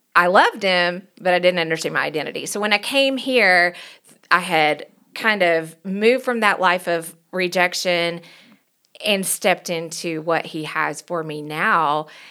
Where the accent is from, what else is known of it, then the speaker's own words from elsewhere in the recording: Knoxville, Tennessee, United States; accent: country; moved away as an adult; also born or lived in Virginia; now in Denver, United States; I was born and raised in Knoxville, Tennessee, so if you hear a country accent